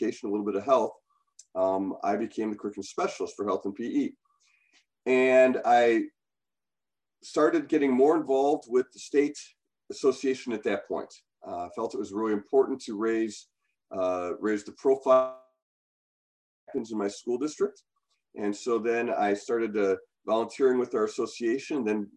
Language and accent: English; Wisconsin, United States; I'm from Wisconsin, born and bred in Wisconsin, small town boy